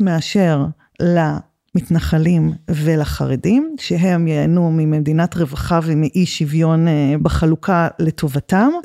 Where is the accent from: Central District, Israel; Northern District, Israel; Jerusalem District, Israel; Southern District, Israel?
Southern District, Israel; the Negev; born or raised there